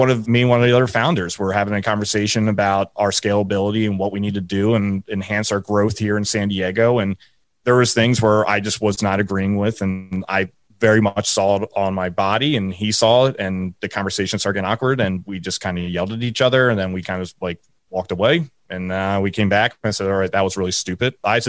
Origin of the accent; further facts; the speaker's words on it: Ireland; You know, for me, I always joke around, I'm Irish.